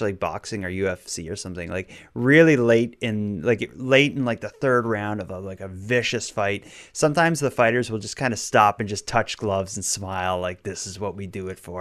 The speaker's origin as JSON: {"language": "English", "town": "Halifax", "region": "Nova Scotia", "country": "Canada", "tie": "born or raised there", "said": "Halifax, my hometown"}